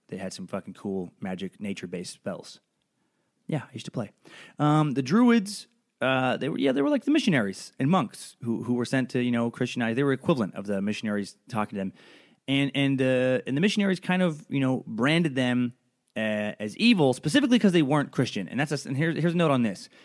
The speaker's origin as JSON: {"language": "English", "region": "Idaho", "country": "United States", "tie": "born or raised there", "said": "growing up in Idaho"}